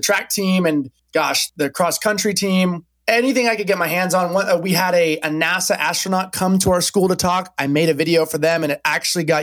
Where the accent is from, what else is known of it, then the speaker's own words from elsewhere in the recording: Napa, California, United States; moved away as an adult; also born or lived in Corvallis, Oregon; I'm originally from California. I grew up in Napa Valley